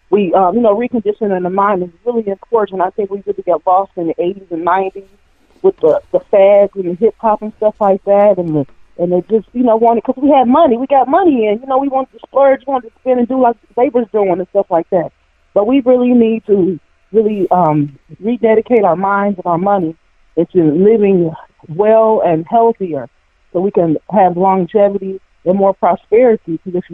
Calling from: Cleveland, Ohio, United States; I'm from Cleveland, Ohio.

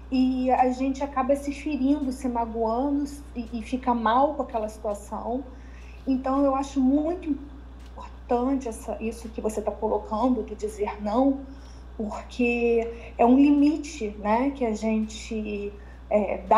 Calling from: Niterói, Rio de Janeiro, Brazil

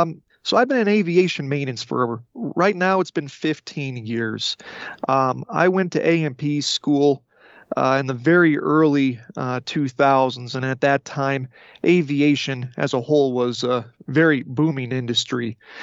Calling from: the West, United States; Well, I'm on the western part of the U.S. right now.

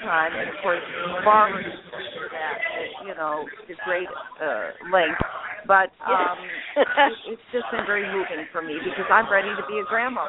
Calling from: Dubuque, Iowa, United States; I am calling from Dubuque, Iowa, and this is a residency that I have done three times before

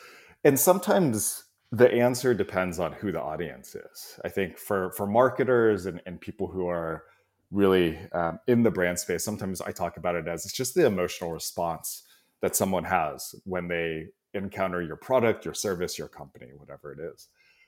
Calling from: San Francisco, California, United States; I'm in San Francisco Bay Area, so enjoying a nice 70-degree day here in the Bay Area.

